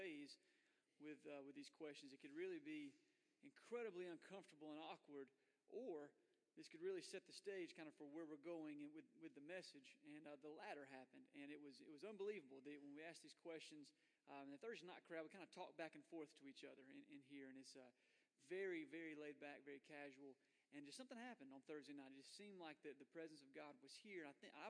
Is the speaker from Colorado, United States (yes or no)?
no; Florida, United States; I was born in Florida